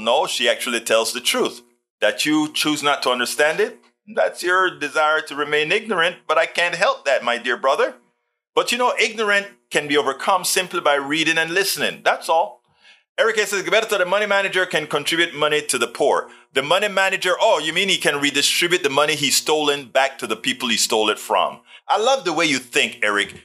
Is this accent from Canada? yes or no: no; Panama; I was always a science nerd growing up in Panama